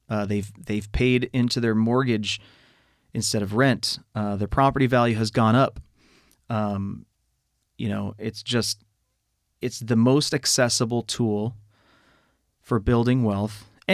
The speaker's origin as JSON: {"language": "English", "region": "California", "country": "United States", "tie": "born or raised there", "also_born_or_lived": "Riverside, California / Oxnard, California", "said": "I was born in Riverside, California. Although I don't consider myself a product of the Inland Empire, that's just where I was born. Lived all over, like the San Fernando Valley and, I guess, you know, various parts of LA County."}